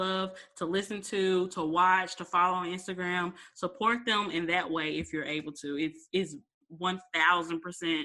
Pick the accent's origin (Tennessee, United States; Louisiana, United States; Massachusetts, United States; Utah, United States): Tennessee, United States; Memphis; my hometown in Memphis